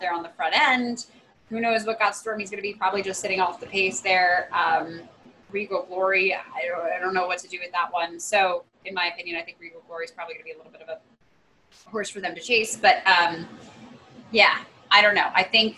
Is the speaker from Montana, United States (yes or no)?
no; near Belmont Park, New York, United States; moved away; I grew up 8 miles away from Belmont.